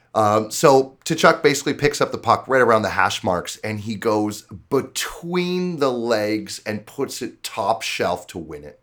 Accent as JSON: {"language": "English", "country": "Canada", "said": "being a Canadian"}